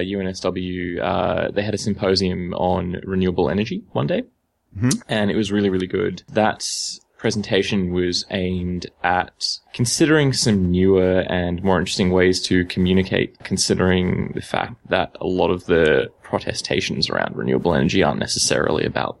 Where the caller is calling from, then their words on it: Sydney, New South Wales, Australia; I'm calling from Sydney.